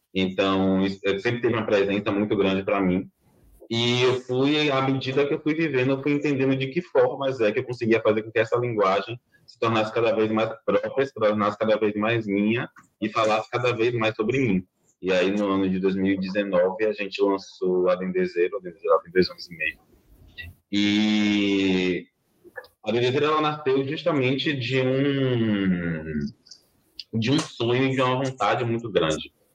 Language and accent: Portuguese; Salvador, Bahia, Brazil; nasci e criada aqui em Salvador, Bahia